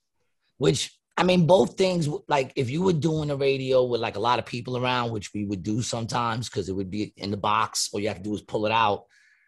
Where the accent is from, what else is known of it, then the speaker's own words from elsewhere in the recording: United States; I grew up in Ravenswood. Ravenswood was only like four blocks